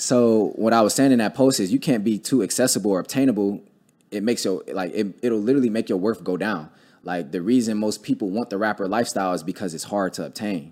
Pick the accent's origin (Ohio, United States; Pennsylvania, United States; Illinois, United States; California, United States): Ohio, United States; Cleveland; I grew up in Cleveland